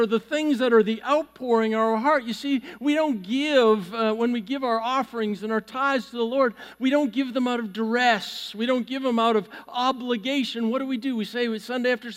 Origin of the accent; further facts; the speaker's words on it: Vancouver, British Columbia, Canada; moved away; I grew up in Vancouver, Canada, a city back in the 80s that had less than 2% church attendance